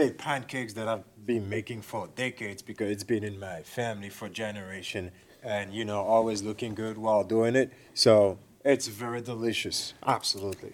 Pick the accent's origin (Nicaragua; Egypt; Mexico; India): Egypt; moved away; Originally, I'm originally from Egypt